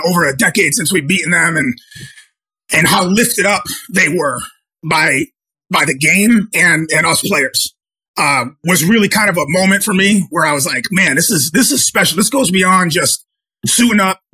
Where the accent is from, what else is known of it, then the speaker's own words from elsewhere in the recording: Chicopee, Massachusetts, United States; I'm from Western Massachusetts. I grew up, I played high school football at Chicopee Comprehensive